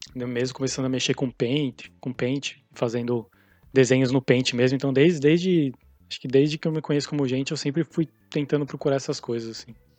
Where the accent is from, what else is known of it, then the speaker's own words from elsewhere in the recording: São Paulo, Brazil; moved away as an adult; also born or lived in Canada / San Diego, California; now in California, United States; sou de São Paulo